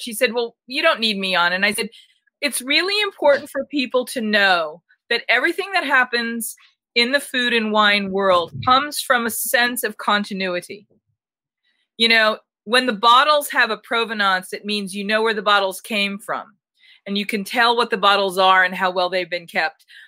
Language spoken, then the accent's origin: English; Newton, Massachusetts, United States; moved away; I'm originally from from Newton, Massachusetts, just outside of Boston